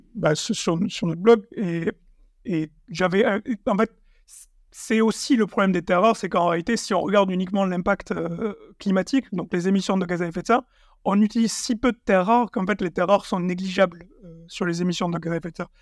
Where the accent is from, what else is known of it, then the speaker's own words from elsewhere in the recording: Sidobre, Tarn, Occitania, France; dans le Sidobre du Natal, de là d'où je viens, dans le Tarn